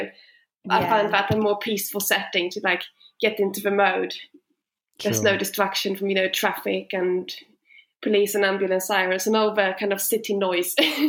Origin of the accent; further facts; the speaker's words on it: Sweden; moved away as an adult; I moved from Sweden 7 years ago when I went to university. So since then, I've been back home for holidays, Christmas and summer, sometimes Easter.